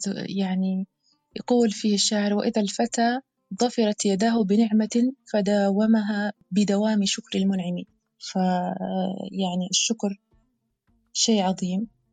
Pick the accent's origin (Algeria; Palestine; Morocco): Algeria; بلهجة بلهجة بلادنا الجزائر الحبيبة